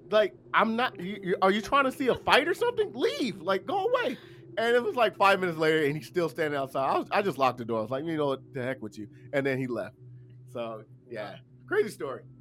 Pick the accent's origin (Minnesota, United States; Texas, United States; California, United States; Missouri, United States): California, United States; Los Angeles; I'm from South Central LA, Compton, Watts, if you guys know what that's.